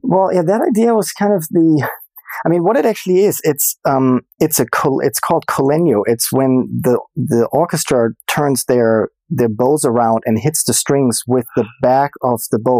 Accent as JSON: {"language": "English", "country": "Germany", "tie": "born or raised there", "also_born_or_lived": "Boston", "moved": "as an adult", "lives_now": "Los Angeles, United States", "said": "born and raised in Germany"}